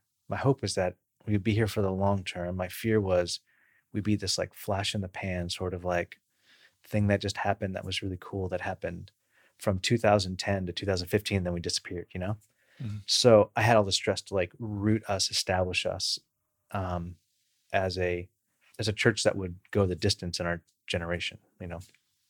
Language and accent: English; Bakersfield, California, United States; I grew up in Bakersfield, California, where it's kind of rural sprawl